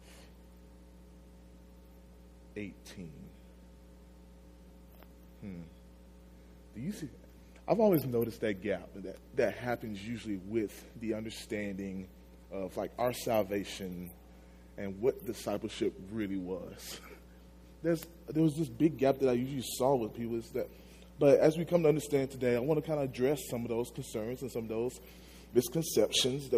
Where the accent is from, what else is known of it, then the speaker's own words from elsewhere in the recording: Magnolia, Arkansas, United States; I'm from Magnolia, Arkansas. It's a small town down south.